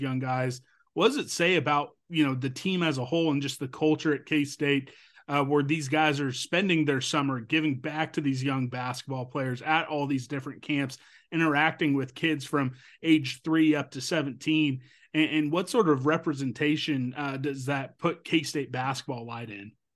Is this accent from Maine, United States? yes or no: no; Topeka, Kansas, United States; my hometown of Topeka, Kansas